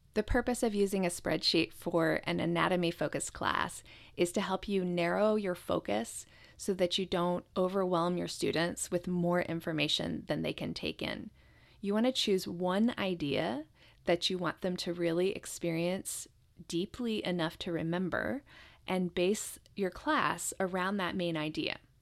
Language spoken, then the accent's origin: English; Japan; moved away; I was born in Japan, and Japanese culture is very close to my heart